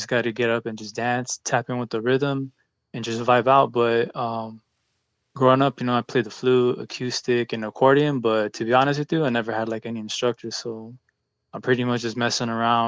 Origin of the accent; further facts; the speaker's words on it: Pomona, California, United States; also born or lived in Santa Ana, Orange County, California; born in Orange County in the city of Santa Ana, but I moved out over here in Moncrief, Pomona. Pretty much grew up here my entire life